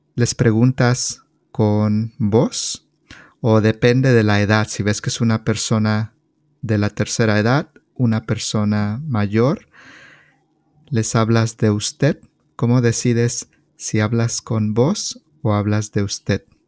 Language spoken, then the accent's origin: Spanish; State of Mexico, Mexico; now in California, United States; Yo soy mexicano. Yo soy de un estado que se llama el Estado de México